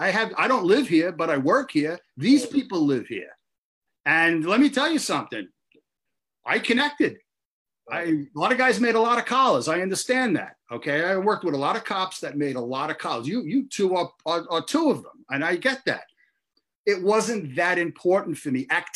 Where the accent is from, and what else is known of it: Brooklyn, New York, United States; born or raised there